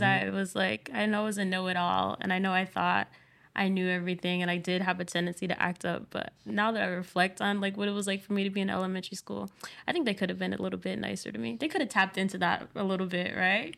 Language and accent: English; Providence, Rhode Island, United States; I'm from Providence, Rhode Island.